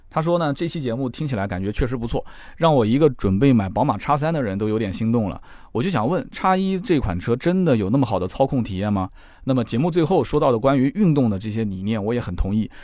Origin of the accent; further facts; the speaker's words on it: China; 我们中国人